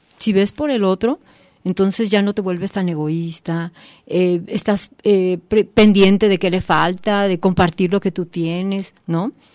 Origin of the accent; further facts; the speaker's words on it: Mexico; nosotros como mexicanos